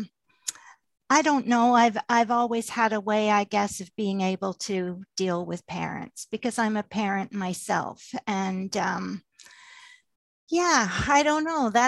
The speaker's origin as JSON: {"language": "English", "region": "England", "country": "United Kingdom", "tie": "born or raised there", "moved": "yes", "said": "I was born in England"}